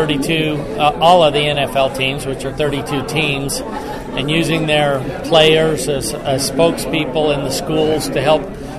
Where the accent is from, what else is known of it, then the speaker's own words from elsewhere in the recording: Midway, Utah, United States; I'm from Midway, Utah